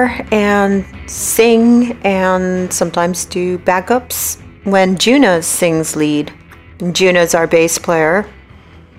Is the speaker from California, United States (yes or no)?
yes; San Francisco, California, United States; I was born in San Francisco, went to school in San Francisco, haven't moved from San Francisco, lived there all my life